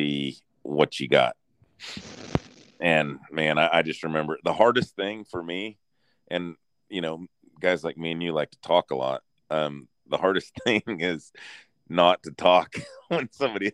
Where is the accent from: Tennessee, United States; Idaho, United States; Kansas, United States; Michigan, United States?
Kansas, United States; North Central; moved away as an adult; now in Texas, United States; I'm from North Central Kansas. I grew up in between Kevin Jensen and Mid-Continent Farms